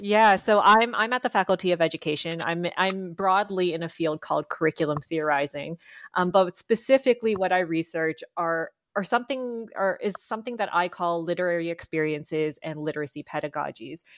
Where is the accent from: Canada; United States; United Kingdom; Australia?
Canada; I am Filipina-Canadian